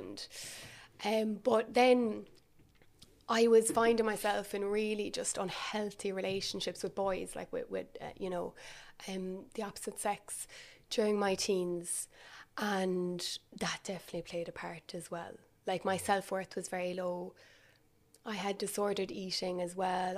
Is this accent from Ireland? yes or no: yes; Milltown, Munster, Ireland; also born or lived in Cork; I'm from Milltown, um, so that's where I grew up. So for anyone that doesn't know, it's kind of mid-Kerry.